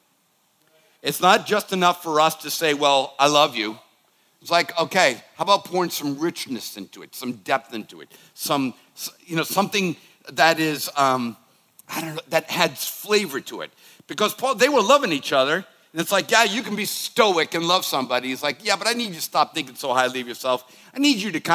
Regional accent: Boston, Massachusetts, United States; I was growing up in the Boston area

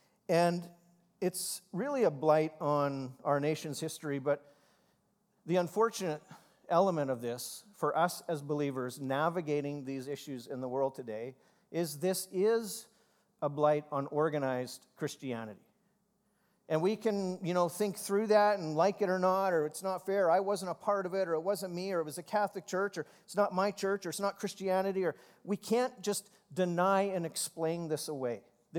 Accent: Canada

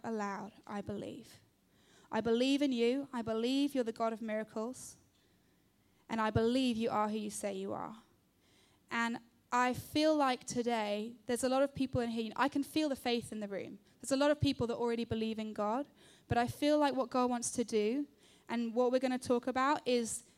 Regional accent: London, United Kingdom; I am 30 years old. I grew up in London.

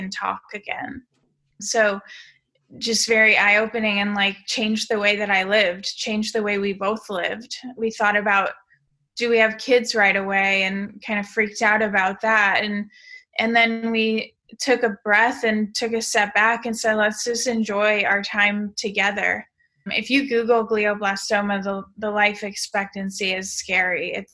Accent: St. Louis, Missouri, United States; moved away as an adult; also born or lived in West Coast; I grew up in St. Louis, Missouri, so Midwest born and raised

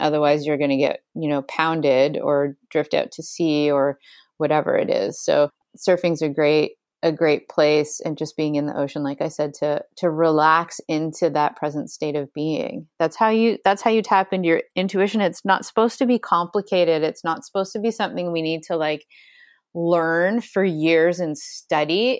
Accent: Ontario, Canada; moved away as an adult; now in Hawaii, United States; I'm from Ontario

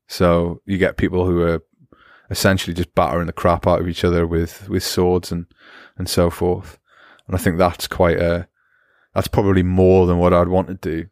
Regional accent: Newcastle upon Tyne, North East England, United Kingdom; accent: Geordie; my Geordie accent

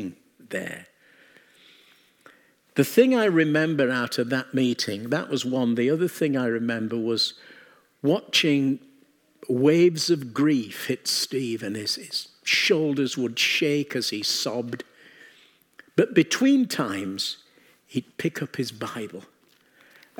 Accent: England, United Kingdom; we come from England

